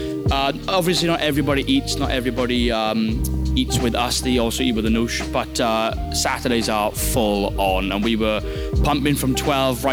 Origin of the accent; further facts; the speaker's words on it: Wales, United Kingdom; I'm from Wales